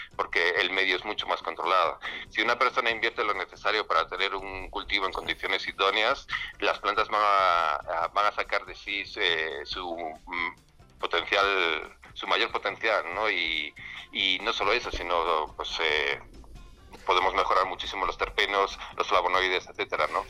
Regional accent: Spain; nosotros somos de España

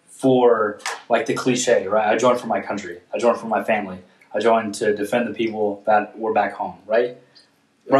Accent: Indiana, United States

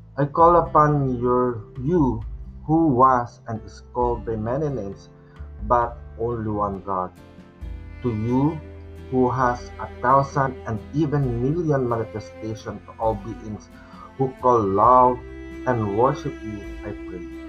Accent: Philippines; in Filipino we call it mahal

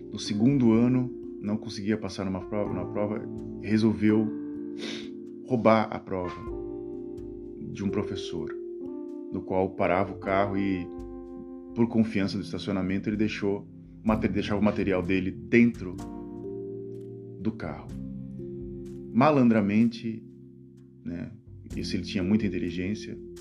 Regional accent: Brazil; now in Netherlands; aqui na Holanda, eu falo que eu sou brasileiro

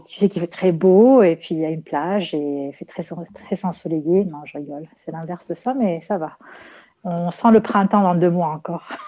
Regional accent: Rabat, Rabat-Salé-Kénitra, Morocco; c'est comme ma ville natale, Rabat

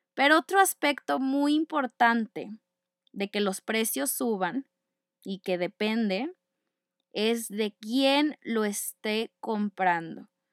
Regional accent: Monterrey, Nuevo León, Mexico; No soy francesa, ustedes ya lo saben, soy regia, arriba del norte

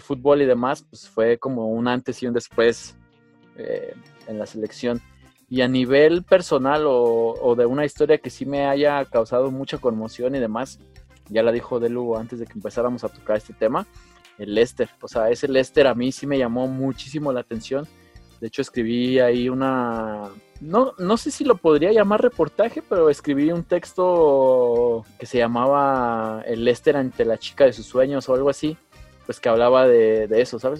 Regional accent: Mexico; a mí como mexicano

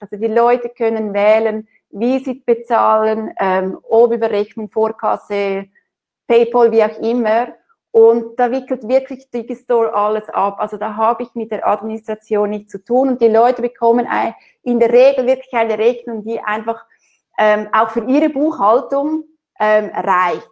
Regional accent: Switzerland; bei uns in der Schweiz

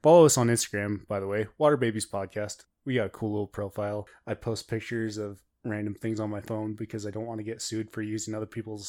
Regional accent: Ireland; We're from Ireland, so we don't know what that is.

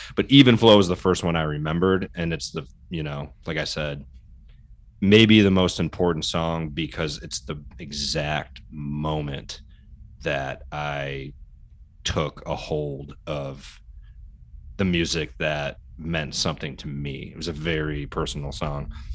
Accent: Detroit, Michigan, United States; as a Detroiter, suburban Detroiter, born, you know, born and raised, I grew up on Motown

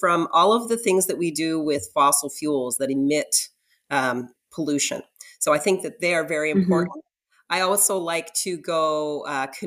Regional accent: Annapolis Valley, Nova Scotia, Canada; When I was young, I grew up in the Annapolis Valley, and I grew up on a farm

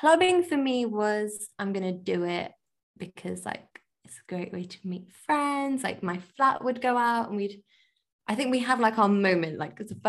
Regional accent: Leicester, East Midlands, United Kingdom; moved away as an adult; now in London, United Kingdom; I'm from Leicester

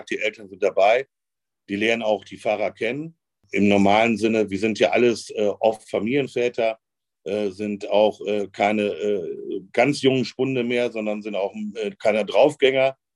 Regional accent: North Rhine-Westphalia, Germany; ich komme aus dem Münsterland

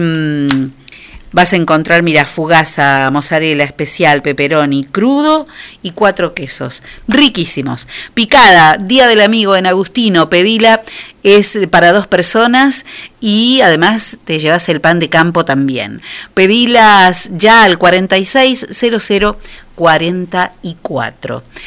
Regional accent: Argentina; los argentinos, como muchos latinos, este, tenemos todo el tiempo que, demostrar con, con acercamiento lo que sentimos

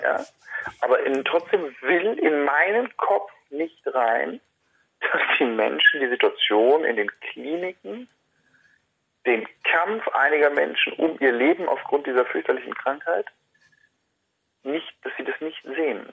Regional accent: Hagen, North Rhine-Westphalia, Germany; in Hagen, in meiner Heimatstadt

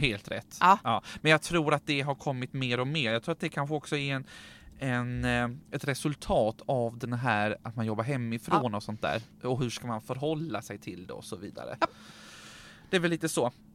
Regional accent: Sweden; vi svenskar

